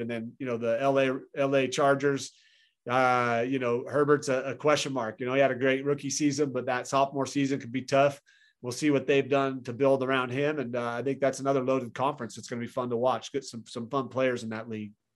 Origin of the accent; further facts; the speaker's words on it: Boise, Idaho, United States; moved away as an adult; also born or lived in Tempe, Arizona; I grew up in Boise, Idaho.